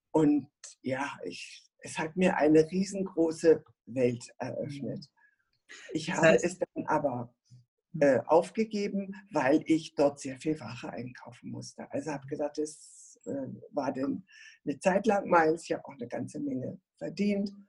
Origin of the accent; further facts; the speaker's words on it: Berlin, Germany; moved away; also born or lived in Nuremberg / Stuttgart; Ich bin in Berlin geboren und aufgewachsen und bin dann äh, nach, in den Raum von Nürnberg gegangen und dann später habe ich in Stuttgart geheiratet und habe viele, viele Jahre in Stuttgart gelebt